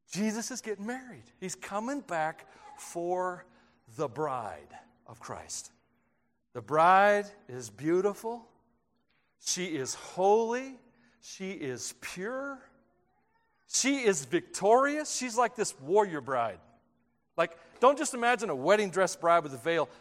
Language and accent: English; Tennessee, United States; moved away; I grew up in Tennessee